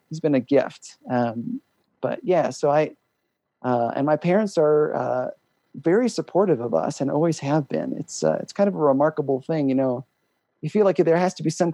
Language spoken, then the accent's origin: English; Ohio, United States; now in Wyoming, United States; I grew up in Ohio